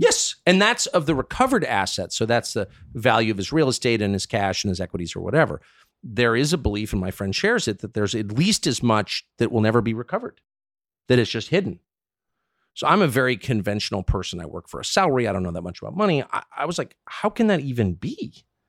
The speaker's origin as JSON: {"language": "English", "country": "United States", "tie": "born or raised there", "said": "I'm an American, and I'm, like, thirty-four at the time.\" I've lived in this country my whole life"}